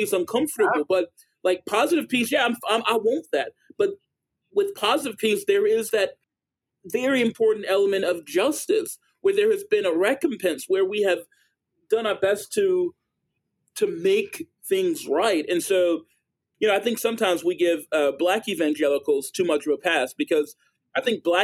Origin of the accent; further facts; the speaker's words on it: Greensboro, North Carolina, United States; now in Charlotte, United States; I grew up in East Greensboro, in Dudley Heights